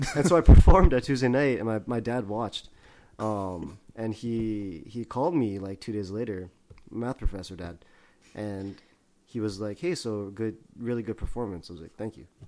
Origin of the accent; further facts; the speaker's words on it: Vancouver, British Columbia, Canada; moved away; also born or lived in San Gabriel, California; I grew up in Vancouver originally